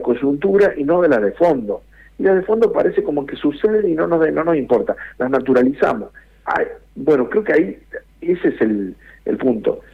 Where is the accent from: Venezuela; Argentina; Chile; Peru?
Argentina; siendo argentino